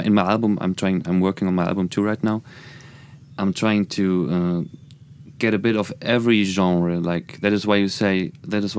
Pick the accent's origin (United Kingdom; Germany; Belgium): Germany; accent: German; English is a second language; I'm trying so hard to hide my German accent